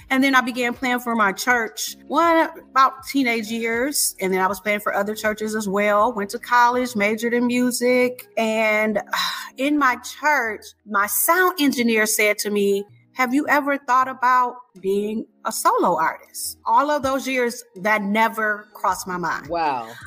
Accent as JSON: {"language": "English", "town": "Detroit", "region": "Michigan", "country": "United States", "said": "I'm from Detroit or the Detroit metro area, the home of the …, …, ins and all"}